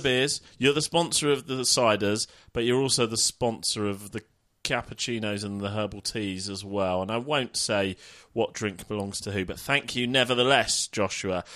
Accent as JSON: {"language": "English", "area": "Middlesex, next door to Wembley", "region": "London", "country": "United Kingdom", "said": "I am from Middlesex, next door to Wembley"}